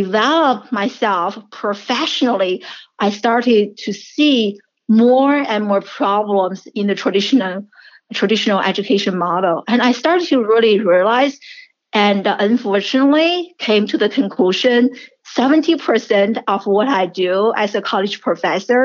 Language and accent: English; China; English is a second language; moved away as an adult; also born or lived in Syracuse, United States; now in United States; I'm a first generation immigrant, and I grew up in China, and I came to the United States in my early 20s